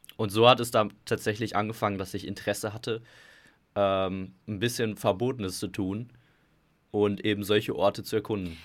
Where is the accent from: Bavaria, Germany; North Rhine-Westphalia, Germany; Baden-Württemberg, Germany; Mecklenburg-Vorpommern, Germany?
North Rhine-Westphalia, Germany; Gelsenkirchen; ich komme aus Gelsenkirchen